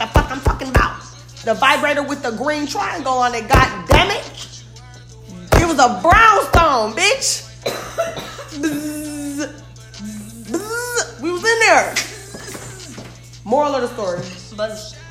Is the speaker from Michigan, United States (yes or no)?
yes; Detroit, Michigan, United States; I'm from the Detroit. Team Eastside